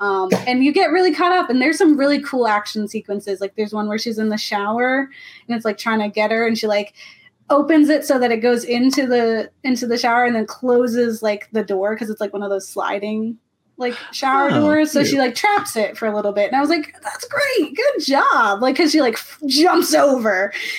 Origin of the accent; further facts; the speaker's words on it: Florida, United States; I'm from Florida